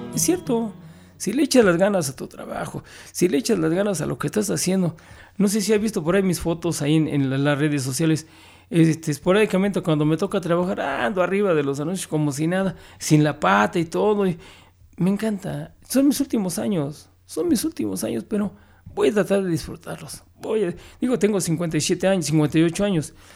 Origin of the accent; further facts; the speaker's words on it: Mexico City, Mexico; soy triste capitalino este, disfrazado de chilango